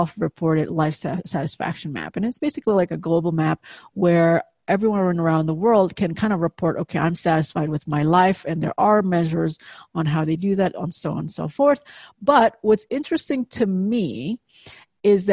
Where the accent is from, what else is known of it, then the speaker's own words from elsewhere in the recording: Indonesia; moved away; I grew up in Indonesia, obviously halfway around the world.